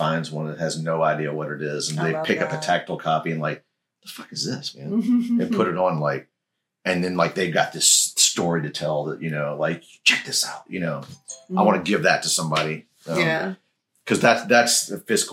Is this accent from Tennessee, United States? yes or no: yes; Memphis, Tennessee, United States; I'm from Memphis